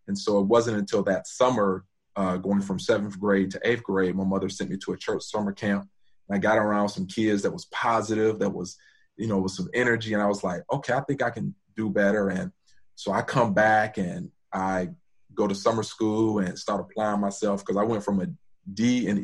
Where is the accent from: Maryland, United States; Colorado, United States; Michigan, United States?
Michigan, United States; Detroit; I grew up in Detroit and went to Detroit public schools